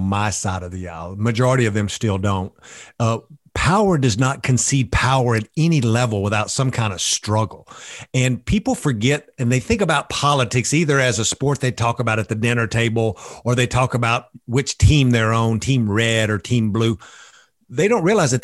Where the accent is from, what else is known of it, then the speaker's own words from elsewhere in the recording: East Texas, United States; working class folks that I grew up with in East Texas